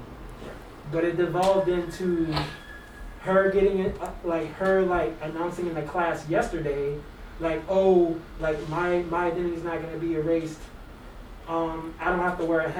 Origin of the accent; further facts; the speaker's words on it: New Orleans, Louisiana, United States; accent: New Orleans; now in Seattle, United States; people say I don't sound like I'm from New Orleans, but it's like my New Orleans accent comes out if I'm, like, around people